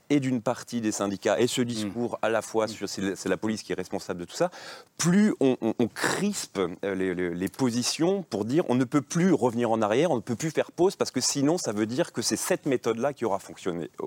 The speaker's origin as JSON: {"language": "French", "town": "Rennes", "region": "Brittany", "country": "France", "said": "mais je viens de Rennes"}